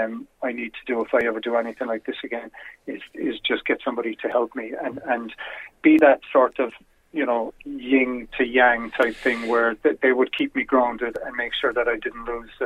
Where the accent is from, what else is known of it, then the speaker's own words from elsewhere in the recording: Cork, Munster, Ireland; also born or lived in Dublin; I'm a Corkonian